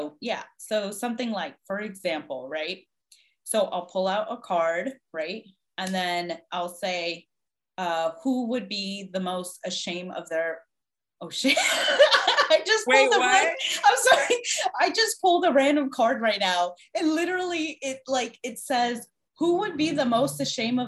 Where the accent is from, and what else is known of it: Washington, District of Columbia, United States; born or raised there